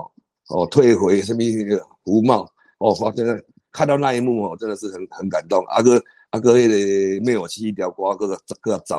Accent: Taiwan; 我们台湾人

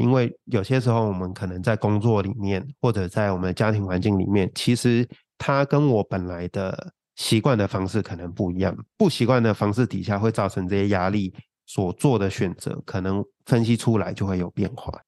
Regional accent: Hong Kong; 我在香港，香港长大

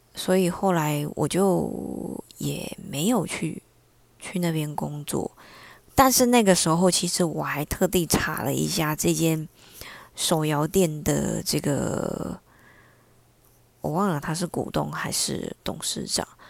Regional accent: Taiwan; 我们台湾这边被骗过去的地点大概都是柬埔寨嘛

